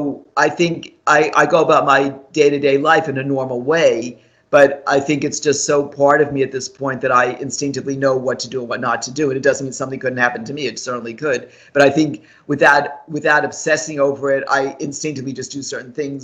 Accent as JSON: {"language": "English", "region": "New York area", "country": "United States", "tie": "born or raised there", "said": "I grew up in the New York area"}